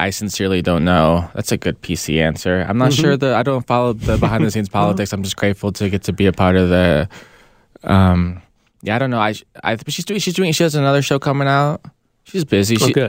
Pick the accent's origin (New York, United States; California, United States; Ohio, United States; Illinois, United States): California, United States; San Diego; now in Los Angeles, United States; I'm from San Diego.